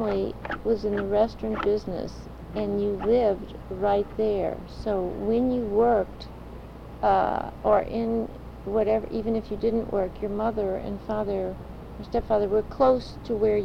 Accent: United States; I felt lucky to be born here

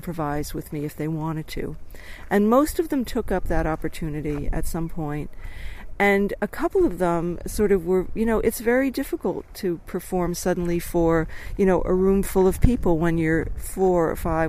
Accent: Dobbs Ferry, New York, United States; I grew up outside of New York in this beautiful place called Dobbs Ferry

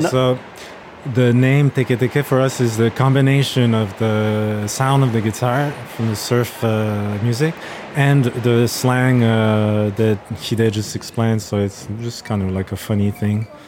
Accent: Montreal, Quebec, Canada; we're from Montreal, Canada.

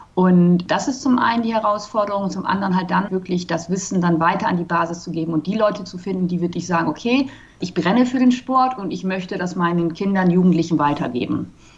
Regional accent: Germany; now in Cape Town, South Africa; Also ich selber bin ja aus Deutschland, ich wohne in Kapstadt

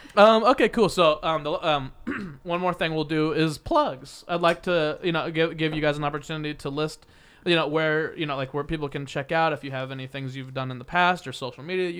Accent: Midwest, United States; because I'm from the Midwest too.

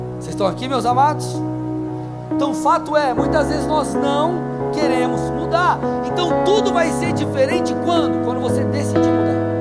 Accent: São Paulo, Brazil; moved away as an adult; Eu sou, eu, eu sou paulino, nasci, fiquei 23 anos em São Paulo

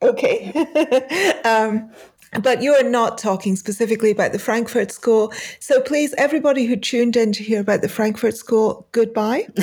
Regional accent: Pakistan; moved away; I, uh, grew up in Pakistan and I have not been back since then.

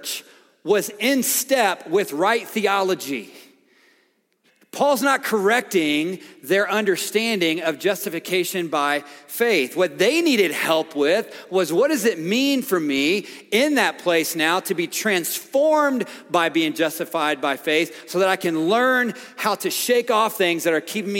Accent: a little farm town outside of Nashville, Tennessee, United States; I grew up in Nashville, Tennessee, a little farm town outside of Nashville

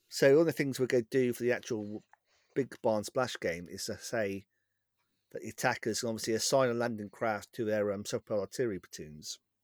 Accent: West Country, South West England, United Kingdom; accent: West Country; My West Country accent's

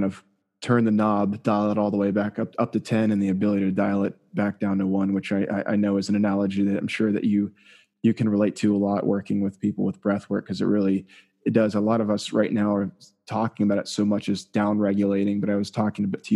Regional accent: South Florida, United States; I grew up in South Florida

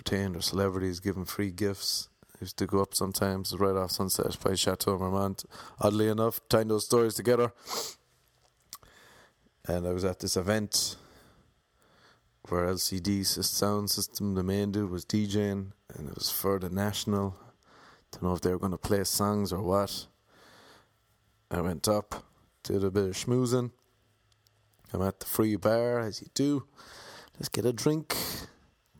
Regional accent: Ireland; accent: Irish; now in Los Angeles, United States; I had an Irish accent

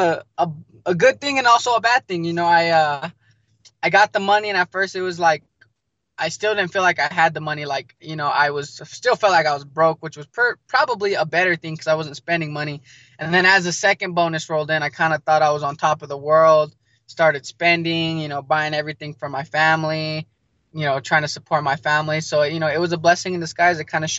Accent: New Mexico, United States; also born or lived in Arizona; I was born in Arizona, but just because of, you know, the rough background I came up on, I was back and forth between Arizona, New Mexico, Arizona, New Mexico. So I established myself in New Mexico in the ninth grade

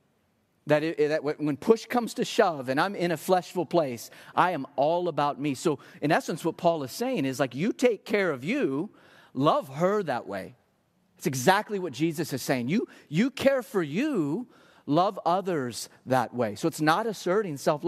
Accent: Texas, United States; I'm Texan through and through

